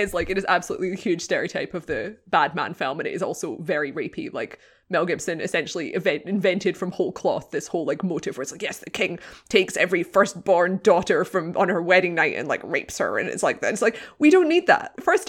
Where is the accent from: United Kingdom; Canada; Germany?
United Kingdom; Scotland; Yeah, it's just a lot of sweeping vistas of Scottish countryside. And I was like, oh, I do love my home country.